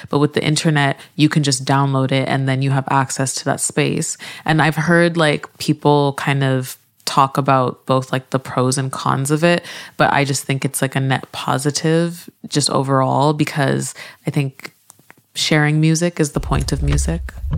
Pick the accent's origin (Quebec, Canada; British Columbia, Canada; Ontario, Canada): Quebec, Canada; Montreal; moved away as an adult; also born or lived in Nigeria / Vancouver; now in Toronto, Canada; I am Canadian. I grew up in Montreal and I live in Toronto now